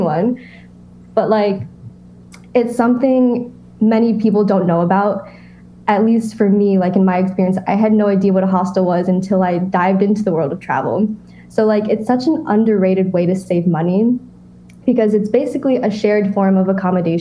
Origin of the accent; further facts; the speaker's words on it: United States; growing up in America